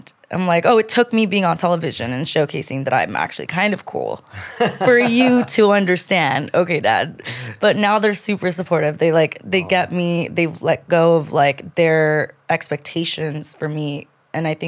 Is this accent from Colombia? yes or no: yes; Colombia; now in United States; I'm from Colombia. I was born in Colombia. My parents immigrated to this country to give me a better life